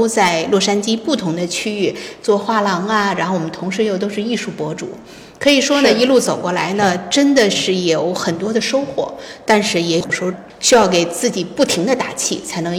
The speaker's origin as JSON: {"language": "Chinese", "region": "Beijing", "country": "China", "lives_now": "Los Angeles, United States", "said": "我是因为从北京过来，以前每年的艺术北京啊，还有国内的一些比较知名的艺博会，我都会去到。"}